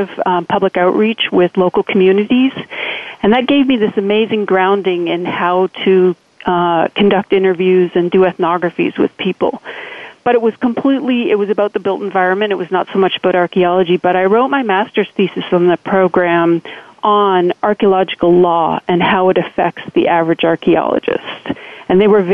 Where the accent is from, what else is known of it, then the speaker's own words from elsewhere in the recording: Canada; moved away as an adult; also born or lived in Austin, Texas; I grew up in Canada